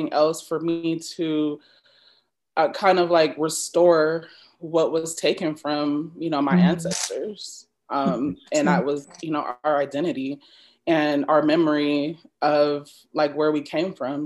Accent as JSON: {"language": "English", "country": "United States", "accent": "American", "said": "I am a Black American. I don't, you know, I can, I never can identify an American accent, but I'm pretty sure I have one."}